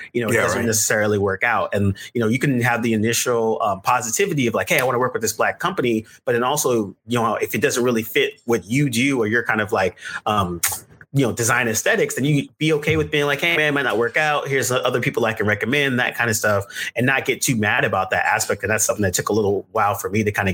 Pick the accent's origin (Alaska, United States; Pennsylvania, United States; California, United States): California, United States; Bay Area; moved away as an adult; also born or lived in Brooklyn, New York; I'm from California, Bay Area originally, and so the majority of my classmates and stuff, it's a multicultural.